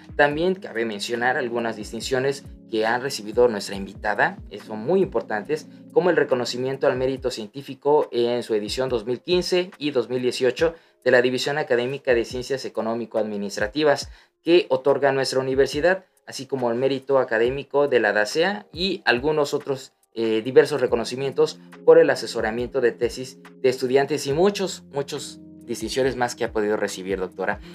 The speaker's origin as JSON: {"language": "Spanish", "region": "Tabasco", "country": "Mexico"}